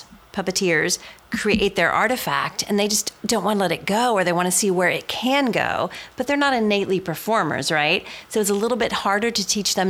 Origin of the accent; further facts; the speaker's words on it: Cincinnati, Ohio, United States; I'm from Cincinnati, Ohio